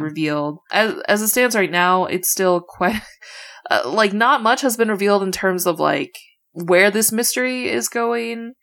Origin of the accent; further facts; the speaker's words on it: Midwest, United States; as a Midwesterner